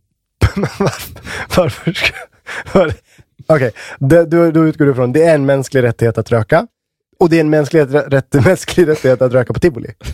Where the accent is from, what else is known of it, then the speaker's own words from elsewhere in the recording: Västmanland, Sweden; now in Uppsala, Sweden; där jag är ifrån, Västmanland